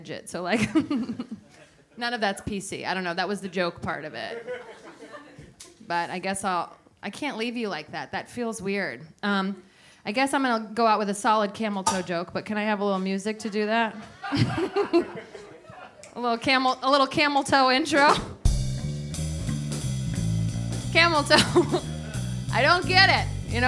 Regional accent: San Francisco, California, United States; also born or lived in Los Angeles; now in New York, United States; I grew up in San Francisco

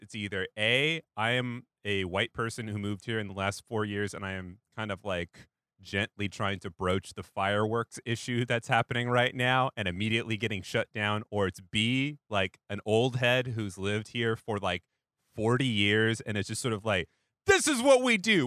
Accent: Pacific Northwest, United States; moved away; I grew up in the Pacific Northwest where you don't set off as much fireworks

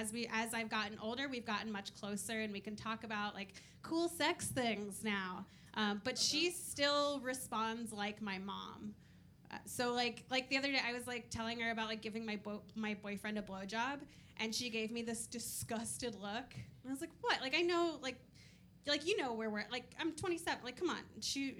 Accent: Kentucky, United States; now in New York, United States; I'm originally from Kentucky, which surprises most people when they hear me speak, because when I speak, I sound like a human being. New Yorkers are always thrown off by it.

